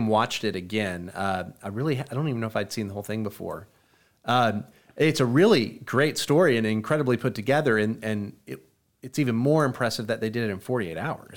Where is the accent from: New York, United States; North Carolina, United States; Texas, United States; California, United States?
Texas, United States; Tyler; They all lived in my hometown of Tyler when I was a teenager